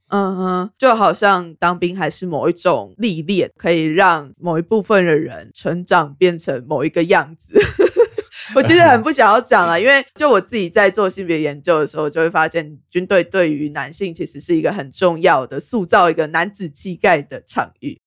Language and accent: Chinese; Taiwan; 我们台湾人